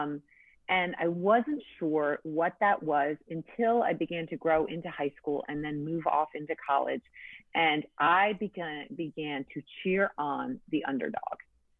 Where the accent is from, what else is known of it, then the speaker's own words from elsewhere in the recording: New England, United States; I grew up in church in New England